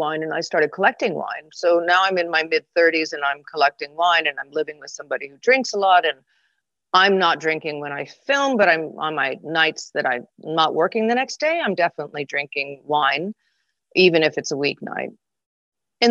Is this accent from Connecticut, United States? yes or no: yes; Connecticut, United States; moved away; also born or lived in California; I grew up in Connecticut